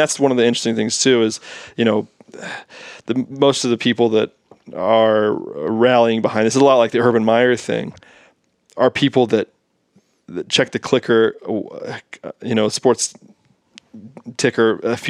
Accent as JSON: {"language": "English", "country": "United States", "said": "because I like American tennis and I'm an American"}